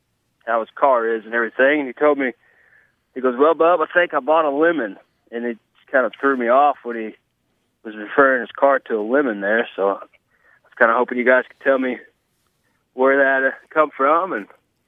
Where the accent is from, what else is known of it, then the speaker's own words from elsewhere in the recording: Owensboro, Kentucky, United States; I'm from Owensboro, Kentucky.